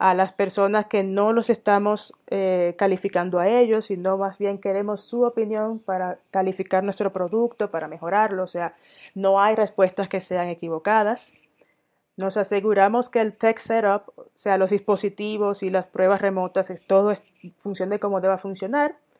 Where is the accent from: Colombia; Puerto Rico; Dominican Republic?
Dominican Republic; moved away as an adult; also born or lived in Sweden / Denmark / Catalonia, Spain; now in Mexico; yo soy dominicana de origen, tengo doble nacionalidad dominicana sueca